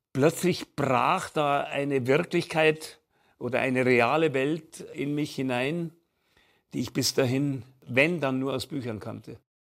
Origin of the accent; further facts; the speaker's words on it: Munich, Bavaria, Germany; bei uns zu Hause in München am Marianenplatz in unserer Wohnung